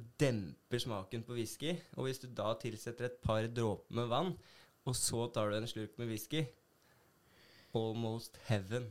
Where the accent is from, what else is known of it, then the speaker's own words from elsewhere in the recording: Hønefoss, Buskerud, Norway; moved away as an adult; now in Bergen, Norway; jeg er fra Hønefoss